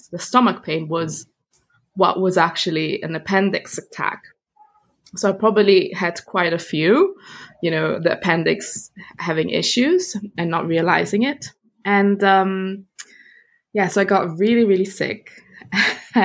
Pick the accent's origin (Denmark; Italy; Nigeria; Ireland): Italy; also born or lived in Germany; I was born in Germany, and from there, when I was a kid, we moved to Italy.